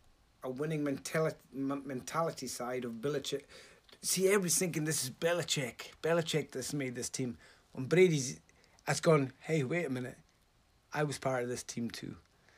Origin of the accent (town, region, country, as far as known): Scotland, United Kingdom